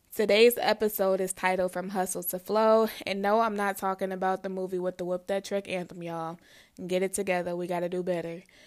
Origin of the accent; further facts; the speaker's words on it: Midwest, United States; moved away as an adult; also born or lived in Los Angeles; I'm from the Midwest. I had never left the Midwest at this point.